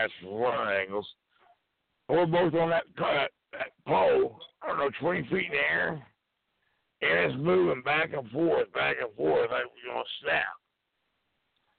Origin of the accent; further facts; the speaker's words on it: Claremore, Oklahoma, United States; I was born and raised in Claremore